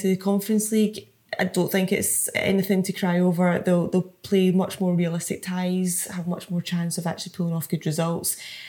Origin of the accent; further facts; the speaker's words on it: Scotland, United Kingdom; now in London, United Kingdom; But as a Scottish football fan, obviously don't want that to happen.